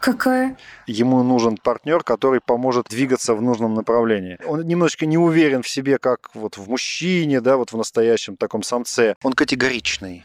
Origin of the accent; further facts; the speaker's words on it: Moscow, Russia; also born or lived in London; я родилась в Москве, а живу между Москвой и Лондоном